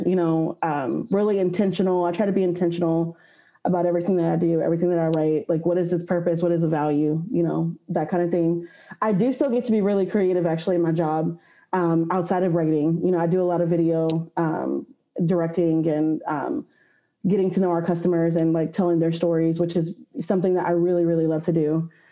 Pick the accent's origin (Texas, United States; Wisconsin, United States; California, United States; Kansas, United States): Texas, United States; Austin; I was born and raised in Austin, Texas, where I currently live